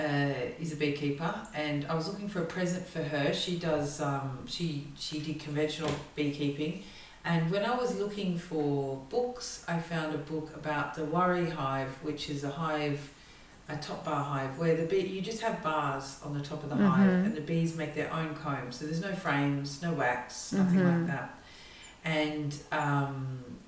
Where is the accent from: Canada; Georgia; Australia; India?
Australia; Melbourne, Victoria; moved away as an adult; now in East Cork, Ireland; I'm obviously from Melbourne originally, but I left Australia when I was in my early 20s